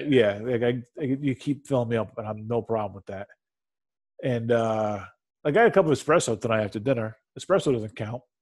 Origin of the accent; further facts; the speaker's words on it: United States; I'm an American. I uh, I value my freedom